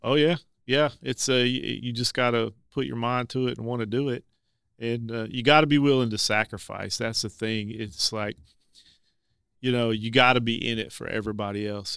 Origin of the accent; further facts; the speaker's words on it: North Little Rock, Arkansas, United States; I'm a, a, former resident of Levy. Grew up in Levy